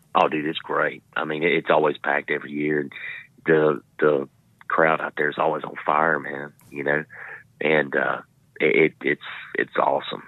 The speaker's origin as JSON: {"language": "English", "town": "Trenton", "region": "Florida", "country": "United States", "tie": "born or raised there", "said": "I grew up in North Florida"}